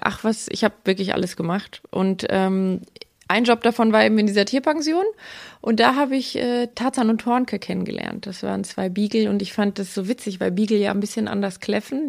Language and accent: German; Aalen, Baden-Württemberg, Germany; ich komme aus Aalen und lebe auch in Aalen